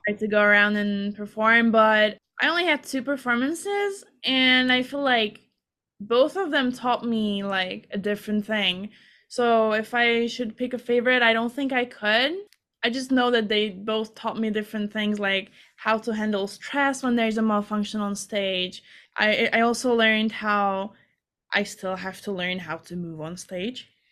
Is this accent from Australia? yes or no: no; Hungary; moved away as an adult; now in United States; I'm from Hungary